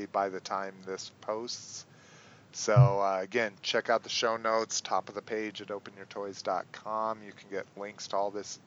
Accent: New Mexico, United States; I grew up in New Mexico

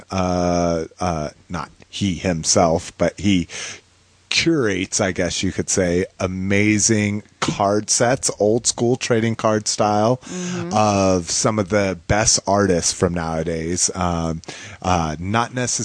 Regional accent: New Mexico, United States; I grew up in New Mexico.

